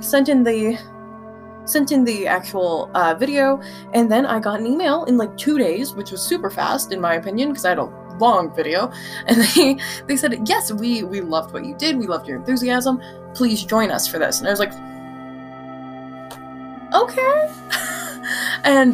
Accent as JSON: {"language": "English", "region": "Utah", "country": "United States", "tie": "born or raised there", "said": "growing up in Utah"}